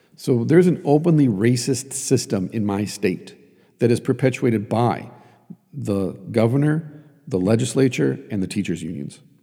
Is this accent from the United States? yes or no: yes; Iron Range of Minnesota, United States; I grew up on the Iron Range of Minnesota